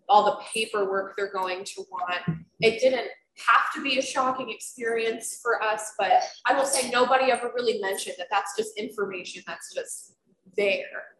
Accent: Florida, United States; moved away as an adult; now in Albany, United States; I'm from Florida and that's not something we do down there

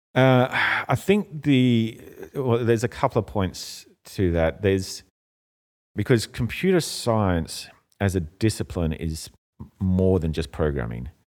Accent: Australia; moved away as an adult; also born or lived in Europe; now in Hong Kong; I grew up in Australia, it's closer to home

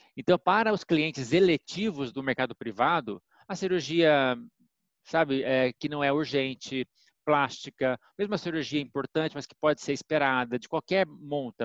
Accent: Minas Gerais, Brazil; now in São Paulo, Brazil; sou mineiro

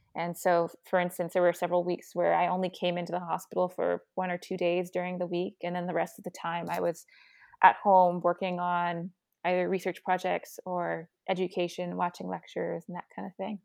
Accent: Virginia, United States; moved away; I grew up in Virginia

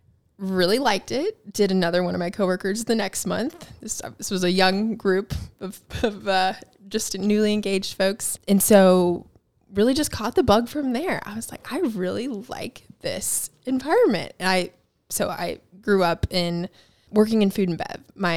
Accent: Mount Pleasant, South Carolina, United States; also born or lived in Charleston / Edisto / Walterboro / Hollywood, South Carolina; I was born here in Charleston, raised in Mount Pleasant.

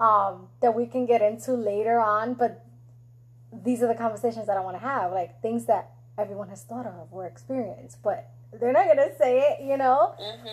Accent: New York, United States; now in Florida, United States; I'm from New York

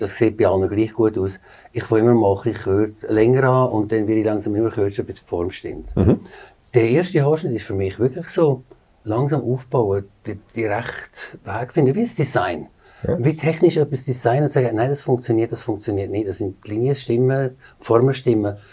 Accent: Aargau, Switzerland; moved away as an adult; also born or lived in New York; geboren im Aargau. Bin jetzt 23 Jahre in New York gewesen

